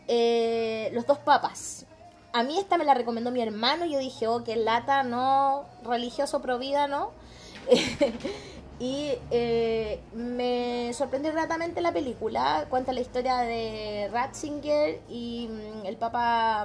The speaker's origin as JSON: {"language": "Spanish", "country": "Chile"}